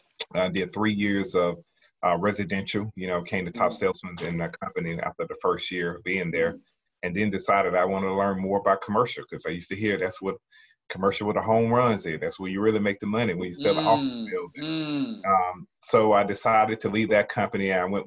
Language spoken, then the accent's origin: English; Birmingham, Alabama, United States; moved away as an adult; also born or lived in Jacksonville, Alabama / Atlanta, Georgia; I'm originally from Birmingham, Alabama. I'm born and raised there.